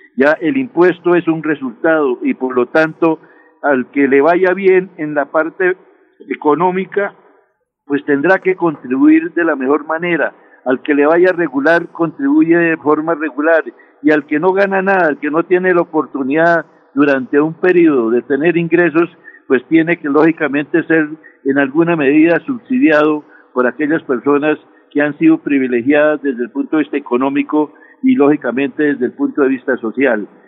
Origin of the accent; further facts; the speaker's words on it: Colombia; vengo realmente de la provincia, vengo de una familia muy humilde, eh, vengo del sector campesino